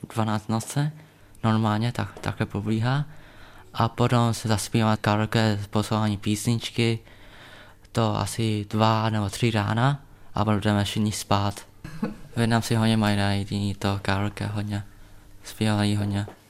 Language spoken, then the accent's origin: Czech; Czechia; já jsem narodil v Česku, a můj krev je větnamský krev